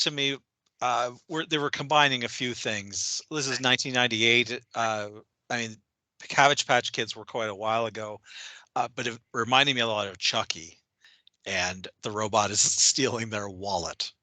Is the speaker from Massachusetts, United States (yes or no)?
no; Minnesota, United States; I'm in Minnesota. I grew up in Minnesota